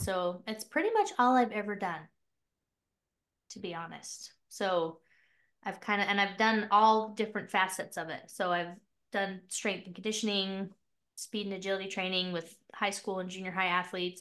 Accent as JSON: {"language": "English", "region": "Utah", "country": "United States", "also_born_or_lived": "Mapleton, Utah", "said": "I'm from Utah. I live in this little town called Mapleton, Utah."}